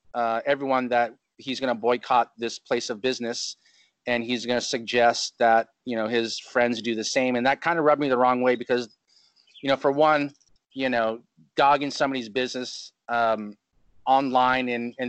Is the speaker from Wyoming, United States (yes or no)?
no; Chino, California, United States; now in Huntington Beach, United States; I moved out here from Chino, California, and it's just a different lifestyle.